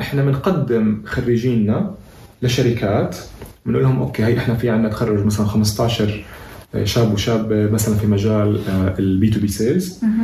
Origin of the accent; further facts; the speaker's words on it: Palestine; احنا كشعب فلسطيني